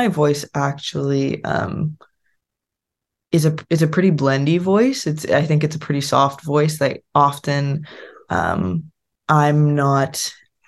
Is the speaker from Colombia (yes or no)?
no; Winnipeg, Manitoba, Canada; moved away as an adult; also born or lived in United States / Spain; now in Ottawa, Canada; I grew up in Winnipeg